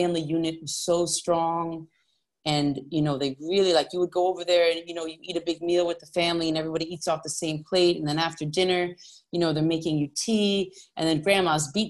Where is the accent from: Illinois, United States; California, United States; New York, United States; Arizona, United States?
New York, United States; I grew up in New York